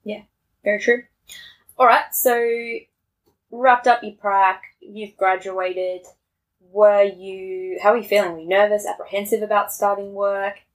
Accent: Tasmania, Australia; moved away; I grew up in Tassie and we're all 18 when we finish school.

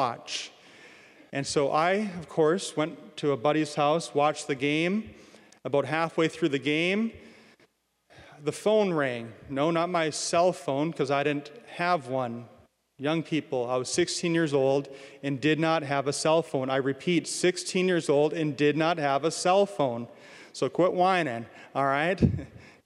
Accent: Williston, North Dakota, United States; born and raised in Williston

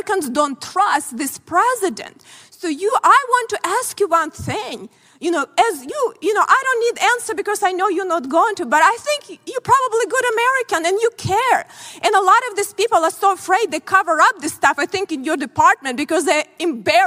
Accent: Ukraine; born or raised there; moved away as an adult; now in United States

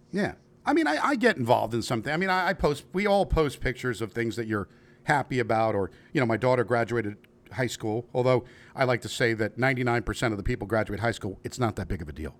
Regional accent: New York, United States; now in Kentucky, United States; I am from New York and living in Kentucky

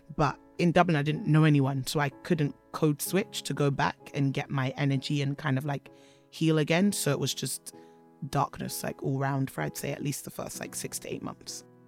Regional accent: London, United Kingdom; also born or lived in Edgware; I was born in London. to Nigerian immigrant parents

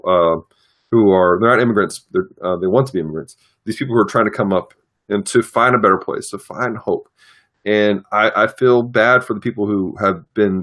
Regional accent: United States; as an American citizen

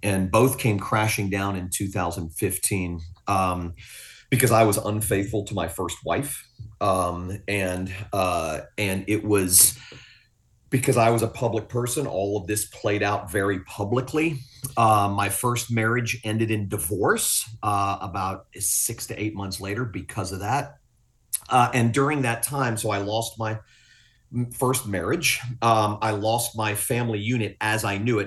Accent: Fort Lauderdale, Florida, United States; also born or lived in Willis, Texas; I'm not from Texas. I'm from South Florida. Fort Lauderdale's my home

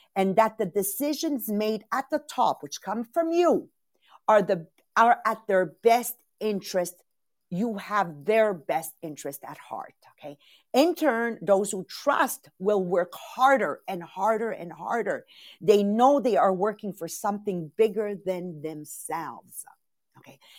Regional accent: Italy; moved away; Italian born

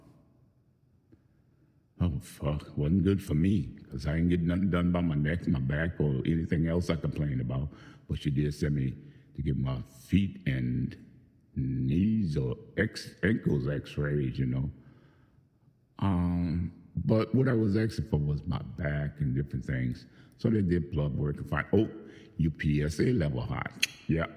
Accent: New Orleans, Louisiana, United States; moved away as an adult; Desire Project was new, built just the year I was born, or finished actually. And it was 6 months later that I moved into my family moved into the apartments. And I stayed there actually until the year after I graduated from high school. Graduated in 74 from Carver Senior High

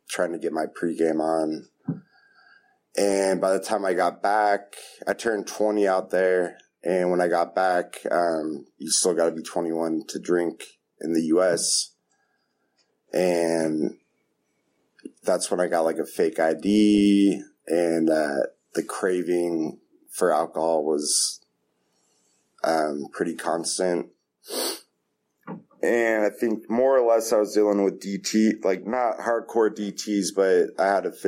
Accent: Half Moon Bay, California, United States; moved away as an adult; now in East Bay, United States; I'm from Half Moon Bay. I've lived in the East Bay for about 10 years

